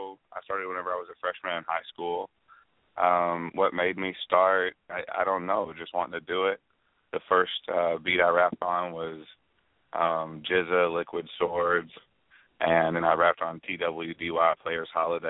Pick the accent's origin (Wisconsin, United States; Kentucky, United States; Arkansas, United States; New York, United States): Kentucky, United States; close to Paducah, Western; moved away as an adult; also born or lived in Florida; I'm from Western Kentucky, close to Paducah